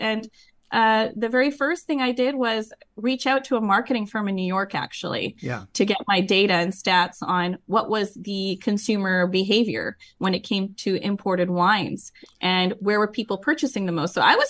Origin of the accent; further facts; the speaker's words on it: Vancouver, British Columbia, Canada; moved away as an adult; now in Los Gatos, United States; I grew up in Vancouver, Canada, actually. Okay. And I've lived there most of my life. So, okay. And it wasn't until 10 years ago that I moved to California